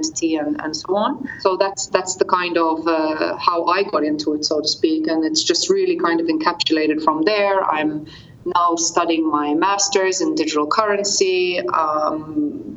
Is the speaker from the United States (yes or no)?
no; Gozo, Malta; also born or lived in Australia; I'm actually Australian Maltese. I'm Australian born, but I've lived most of my life in Malta. I'm actually from the sister island, Gozo